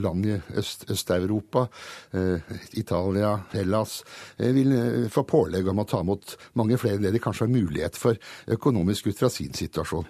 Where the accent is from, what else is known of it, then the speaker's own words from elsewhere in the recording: Hungary; now in Norway; når vi flyktet over grensen til Østerrike natt til 6.12.